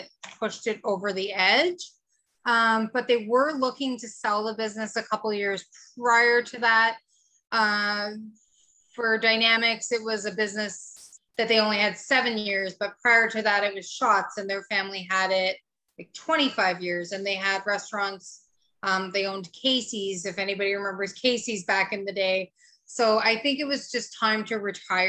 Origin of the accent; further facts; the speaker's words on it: Chapeau, Quebec, Canada; also born or lived in Edmonton, Alberta; So I was born in Edmonton, Alberta, back in the late 70s. So 43 years old now. And we moved to Chapeau, Quebec when I was in grade 2.